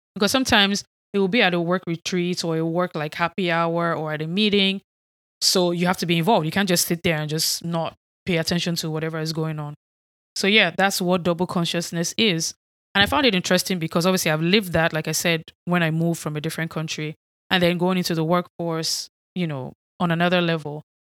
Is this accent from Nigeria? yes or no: yes; Nigeria; accent: Nigerian; moved away as an adult; now in United States; I was not raised here in the United States. I grew up in Nigeria.